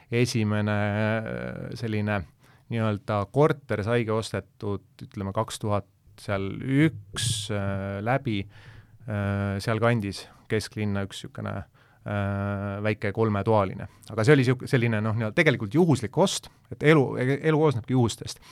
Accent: Tallinn, Harju County, Estonia; ma olen ise Mustamäelt pärit ja, ja, ja elasin äh, Äh, Mustamäe teel Kadakaturu kõrval

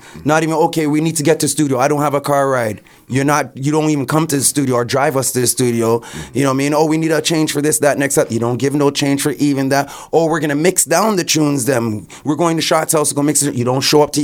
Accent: Canada; I was born in Canada.

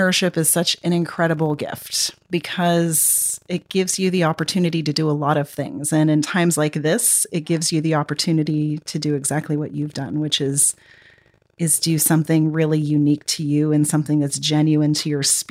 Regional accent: Texas, United States; I grew up in Texas

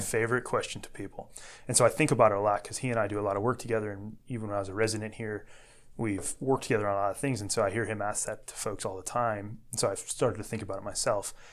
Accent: Dyer, Indiana, United States; moved away as an adult; now in Chicago, United States; I grew up in Northwest Indiana. I was born and raised in Dyer.

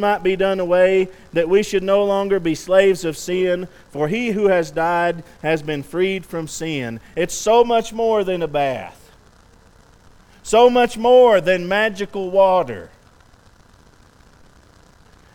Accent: West Texas, United States; I'm from West Texas.

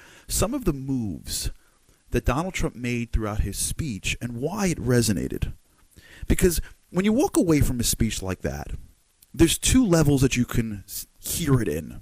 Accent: United States; I'm an American guy

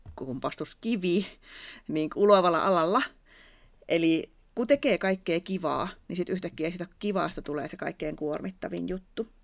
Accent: Savo, Finland; accent: Savo dialect; mun Savon murre kuuluu välillä mun puheessa

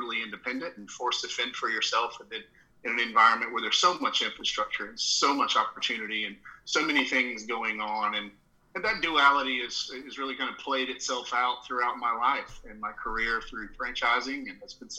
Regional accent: the South, Southern United States, United States; accent: Southern; moved away as an adult; I'm a Southerner, if you can't tell from the accent right out of the gate. But I grew up sort of in the sticks in the middle of nowhere in a rural area.

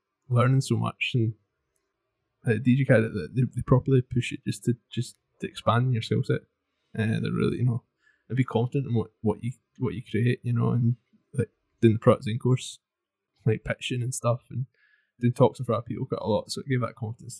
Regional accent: Glasgow, Inverness, Scotland, United Kingdom; also born or lived in Stirling; I was born in Glasgow and then lived there 8 years and then Inverness for 8 years

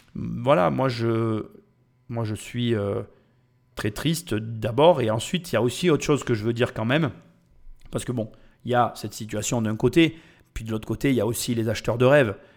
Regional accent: France; Je suis Français. Nous, les Français

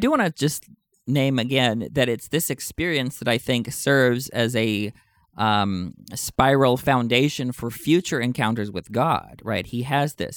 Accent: Texas, United States; In my home state of Texas

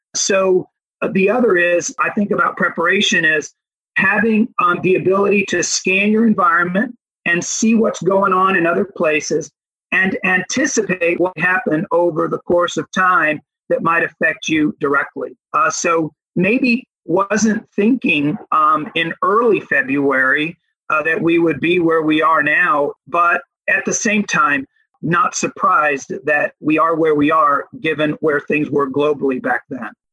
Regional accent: United States; also born or lived in Dominican Republic; I'm an American with a very Dominican acculturation

